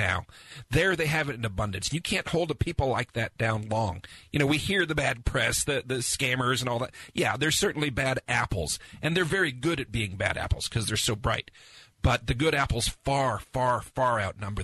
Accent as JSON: {"language": "English", "country": "United States", "said": "As an American"}